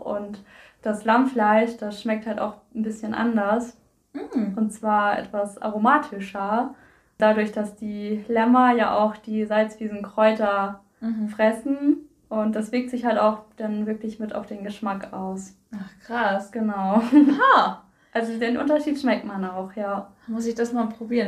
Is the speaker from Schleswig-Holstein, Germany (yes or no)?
yes; Koldenbüttel, Schleswig-Holstein, Germany; Ich komme aus Kolmüttel